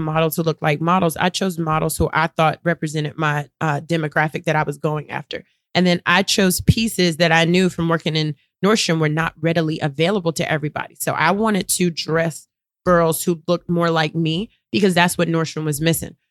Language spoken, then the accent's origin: English; Durham, North Carolina, United States; I'm from Durham, North Carolina.